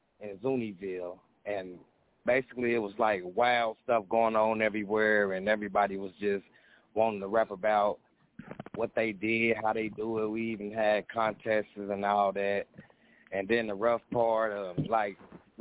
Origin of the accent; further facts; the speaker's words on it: Indianapolis, Indiana, United States; I was born in Indianapolis, Indiana, but my roots is down south